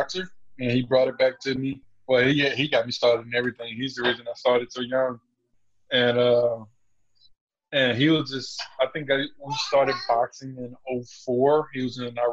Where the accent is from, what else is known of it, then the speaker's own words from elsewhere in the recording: Beaumont, Texas, United States; also born or lived in Memphis, Tennessee; now in Dallas, United States; I grew up a combination between Beaumont, Texas and Memphis, Tennessee